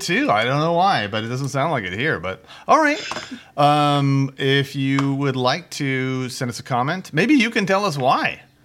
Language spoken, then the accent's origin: English; United States; I'm American